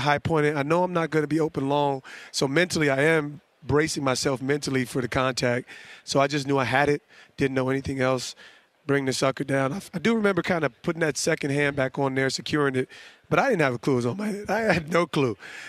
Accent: East Orange, New Jersey, United States; I'm a kid from Jersey, from East Orange, Essex County, Montclair, New Jersey. I have no business here.

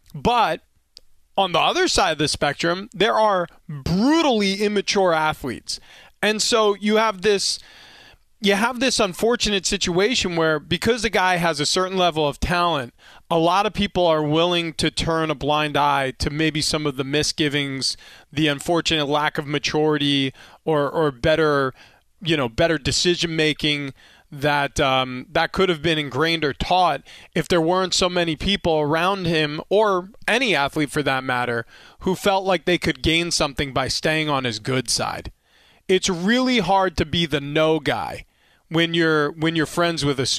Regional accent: New York, United States; And again, I grew up in Long Island, New York.

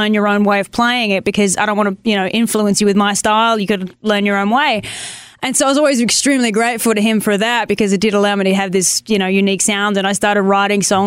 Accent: Tasmania, Australia; accent: Australian; moved away as an adult; now in Nashville, United States; I'm from Tasmania, at the very, very bottom of Australia.

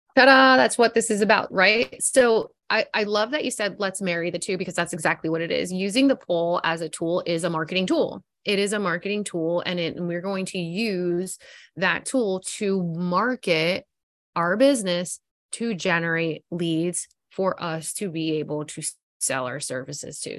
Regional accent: South Florida, United States; I'm born and raised in South Florida

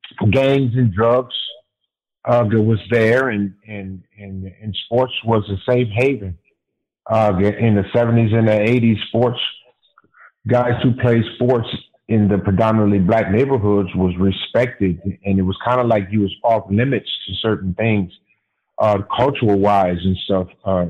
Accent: Los Angeles, California, United States; Growing up in the 60s and the 70s in Los Angeles was different. My parents were from Mississippi, so growing up in the South was different from them.

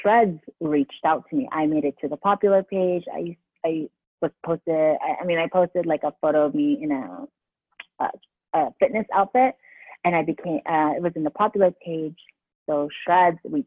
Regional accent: San Diego, California, United States; moved away as an adult; also born or lived in Philippines; now in New Jersey, United States; I'm from California, born in the Philippines, came to California when I was like about 5

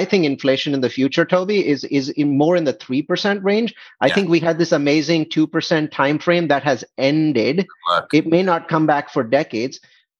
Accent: India; now in United States; India, I came from India, is 2 to 3x more expensive as a percentage of salaries as the US is

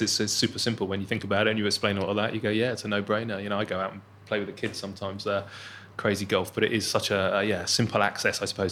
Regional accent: Bournemouth, South West England, United Kingdom; I'm from the seaside, so I'm laughing because I'm from Bournemouth

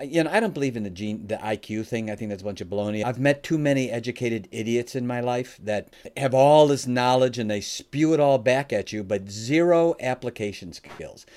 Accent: Oak Brook, Illinois, United States; now in Michigan, United States; I live in Michigan now, but uh, I was born and raised in the Chicagoland area, specifically the greater Oak Brook area

